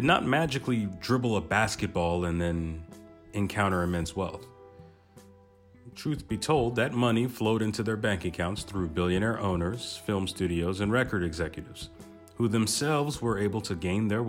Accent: South Florida, United States; also born or lived in Brooklyn, New York, United States; now in Paris, France; I'm originally from South Florida by way of Brooklyn, New York

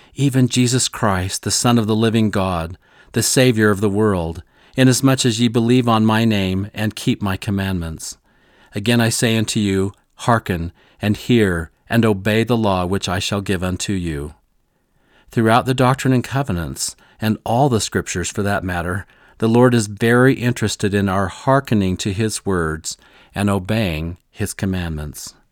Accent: Missouri, United States; I grew up in Missouri in the heart of it

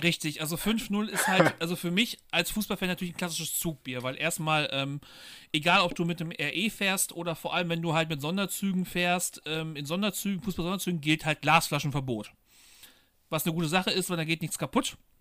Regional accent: Bielefeld, North Rhine-Westphalia, Germany; also born or lived in Paderborn; ich komme halt aus Bielefeld

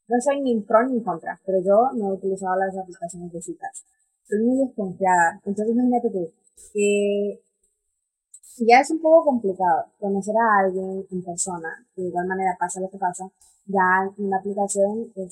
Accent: Honduras; soy de Honduras

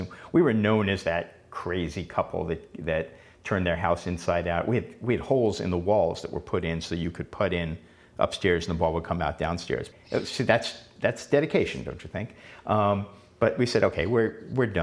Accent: New York City, New York, United States; moved away; as a kid, growing up in Queens

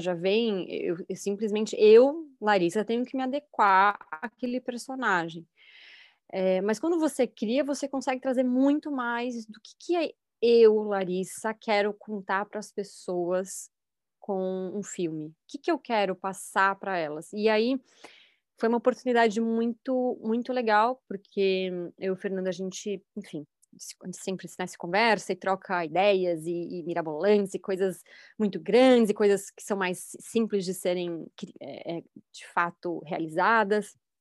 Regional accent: São Paulo, Brazil; eu nasci em São Paulo, mas é, passei grande parte da minha vida no litoral

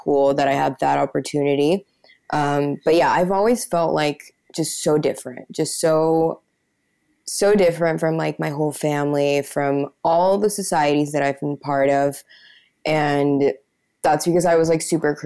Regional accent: Peru; also born or lived in United States / New York; I was born here in Peru, but I lived in the US for like the first 6-7 years of my life

